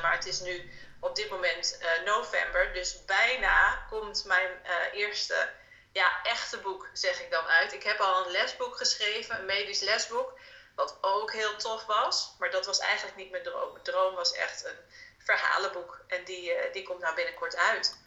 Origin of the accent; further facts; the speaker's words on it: Delfzijl, Groningen, Netherlands; ik ben opgegroeid in Delfzijl. Dat is een stad helemaal in het noorden van Groningen